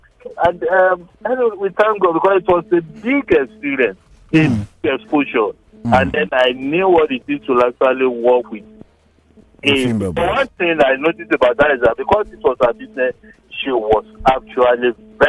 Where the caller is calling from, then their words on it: Lagos, Nigeria; I'm calling from Lagos.